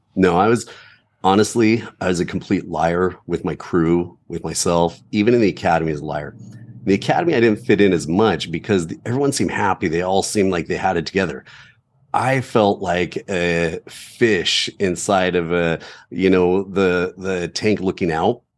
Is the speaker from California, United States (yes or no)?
yes; Southern California, United States; growing up in Southern California